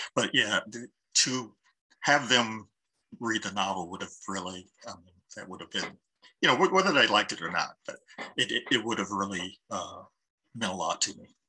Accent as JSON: {"language": "English", "town": "Columbus", "region": "Ohio", "country": "United States", "tie": "born or raised there", "said": "I grew up in Linden"}